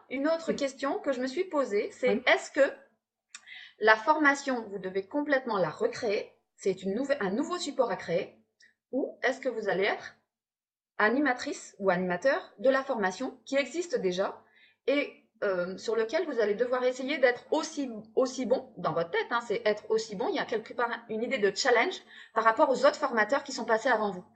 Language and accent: French; Hauts-de-France, France; accent: ch'ti; il y a la bière aussi dans les Hauts-de-France, hein, les ch'tis. Il y a aussi notre accent.